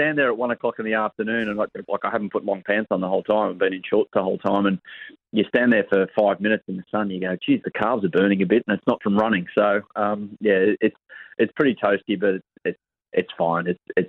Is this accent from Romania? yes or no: no; Australia; I'm not a Kiwi, Jason. I'm an Aussie.